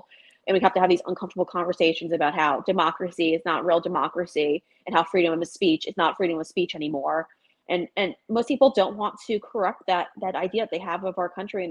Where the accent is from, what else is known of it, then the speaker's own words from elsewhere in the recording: Long Island, New York, United States; moved away as an adult; also born or lived in South Florida; I come from Long Island